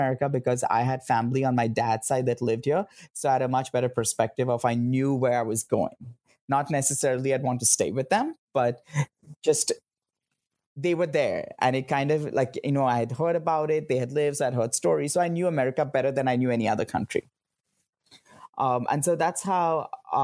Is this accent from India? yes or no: yes; Mumbai, Maharashtra, India; moved away as an adult; now in United States; I grew up in Bombay